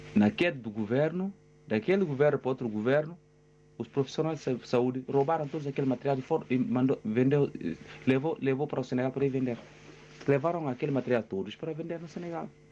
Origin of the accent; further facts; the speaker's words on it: Guinea-Bissau; now in Portugal; os governantes da minha terra, Guiné-Bissau